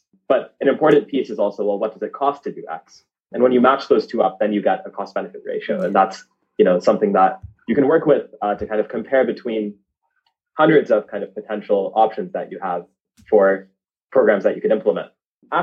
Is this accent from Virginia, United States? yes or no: no; suburb outside Miami, South Florida, United States; I grew up in the States. Parents migrated to South Florida from India. So, you know, spent the first 18 years of my life in South Florida in a little suburb 40 minutes outside of downtown Miami